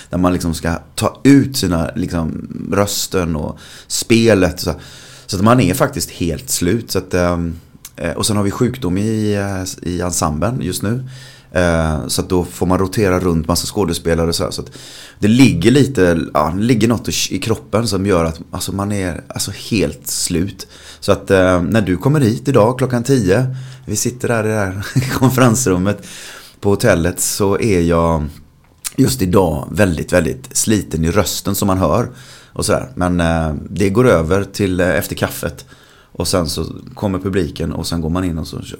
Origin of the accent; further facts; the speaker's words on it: Gothenburg, Västra Götaland, Sweden; accent: Gothenburg dialect; jag är göteborgare. Ja. Jag, har, jag har någonstans slipat bort min göteborgska också långsamt men säkert.